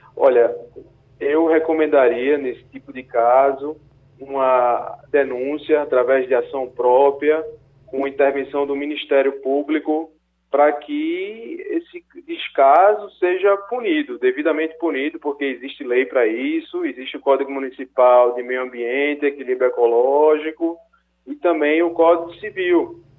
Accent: Brazil; enquanto brasileiro

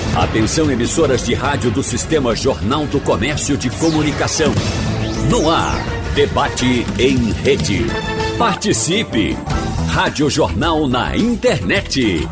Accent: Rio de Janeiro, Brazil; moved away; lá na minha cidade, no Rio

